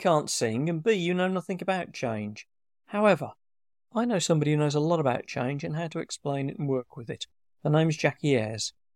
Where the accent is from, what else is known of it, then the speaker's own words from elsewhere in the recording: United Kingdom; we're being so British here